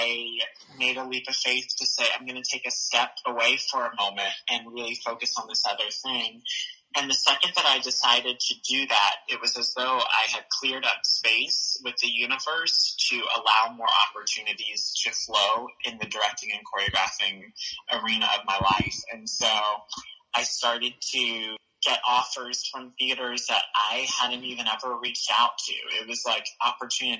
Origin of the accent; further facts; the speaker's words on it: Raleigh, North Carolina, United States; I'm from Raleigh, North Carolina